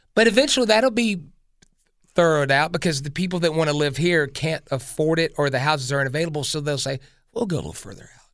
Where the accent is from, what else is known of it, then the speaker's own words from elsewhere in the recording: Greenville, South Carolina, United States; I'm from Greenville, South Carolina, born and raised here.